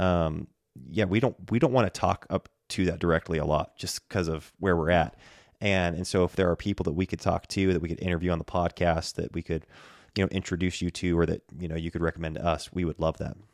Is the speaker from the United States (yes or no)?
yes; Bend, Oregon, United States; moved away as an adult; now in North Idaho, United States; there are awesome churches here in my hometown on the West Coast